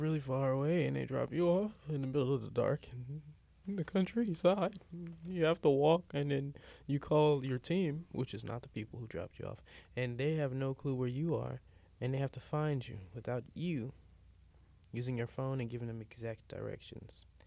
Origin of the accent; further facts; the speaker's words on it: St. Louis, Missouri, United States; I'm from Saint Louis